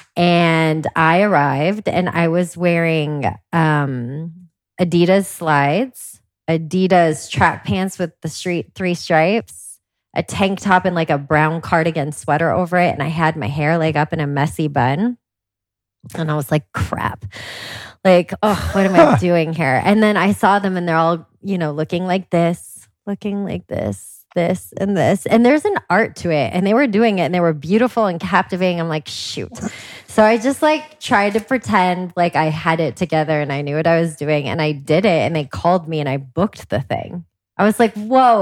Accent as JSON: {"language": "English", "region": "Washington", "country": "United States", "tie": "born or raised there", "said": "I grew up in Washington State"}